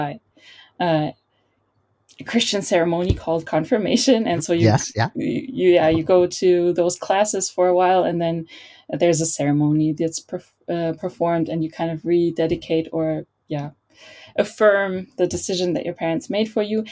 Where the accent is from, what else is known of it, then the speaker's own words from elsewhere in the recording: Berlin, Germany; I was born and raised in Berlin